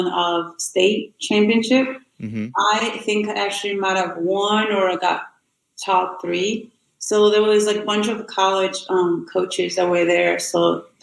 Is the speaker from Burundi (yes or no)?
yes; Burundi; born or raised there; English is a second language; moved away as an adult; now in United States